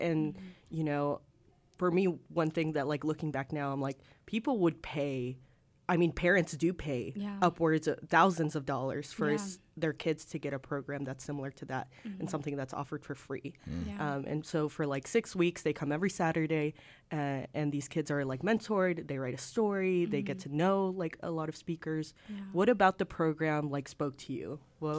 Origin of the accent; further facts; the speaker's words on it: Arkansas, United States; So my family is from Peru, and I grew up here in Arkansas.